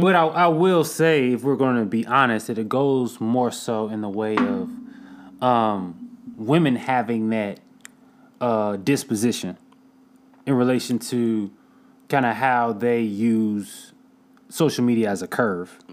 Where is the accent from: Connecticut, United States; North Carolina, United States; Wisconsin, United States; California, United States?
North Carolina, United States; Durham; I'm from Durham, North Carolina